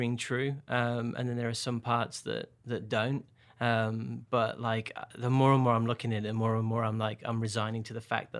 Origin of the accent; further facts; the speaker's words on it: Birmingham, West Midlands, United Kingdom; also born or lived in Northern Ireland / Portsmouth / London / Bolton; now in Nashville, United States; So I grew up in Birmingham, but I've lived all over, so my accent has changed over time. So Northern Ireland, Portsmouth, London, Bolton near Manchester, and then here.